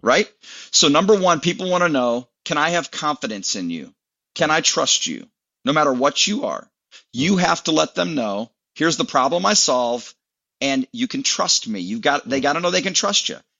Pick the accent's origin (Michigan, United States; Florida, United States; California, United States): Michigan, United States; moved away as an adult; also born or lived in Lynchburg, Virginia / Atlanta, Georgia; now in Tennessee, United States; I grew up uh, a Michigan guy